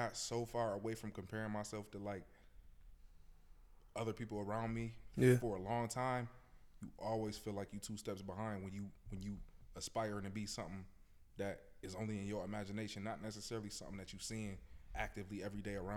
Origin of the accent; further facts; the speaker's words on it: Buffalo, New York, United States; I'm from Buffalo, Buffalo Public Schools